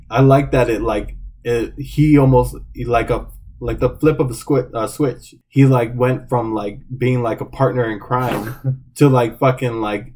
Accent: Phoenix, Arizona, United States; I grew up in around the Phoenix area, South Phoenix

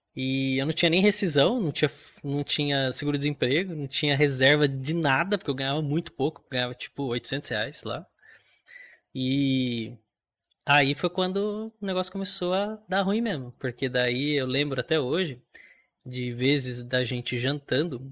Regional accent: Mogi das Cruzes, São Paulo, Brazil; Nasci em Mogi das Cruzes, interior de São Paulo.

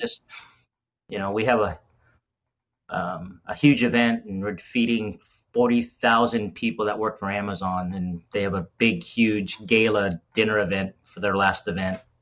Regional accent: Las Vegas, Nevada, United States; moved away as an adult; also born or lived in Southern California; now in Cincinnati, United States; originally from born in Southern California um, spent the majority of my life in Las Vegas

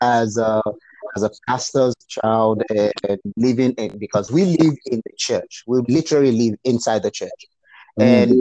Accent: Nigeria; moved away as an adult; now in Fort Worth, United States; I grew up in a very rural part of Nigeria

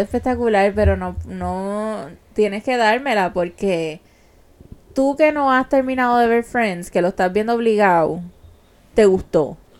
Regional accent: San Juan, Puerto Rico; now in Carolina, Puerto Rico; Yo fui nacida, criada a mis primeros años y fanática de Santurce yo me mudé a Carolina, pero yo soy de Santurce, vivo en Carolina

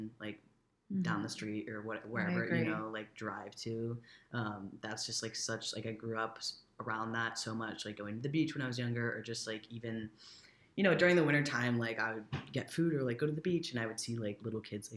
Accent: Cape Cod, Massachusetts, United States; growing up on the Cape

